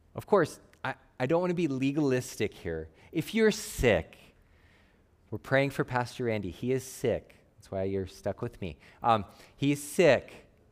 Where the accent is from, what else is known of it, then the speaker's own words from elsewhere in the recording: Phoenix, Arizona, United States; I grew up in Phoenix, Arizona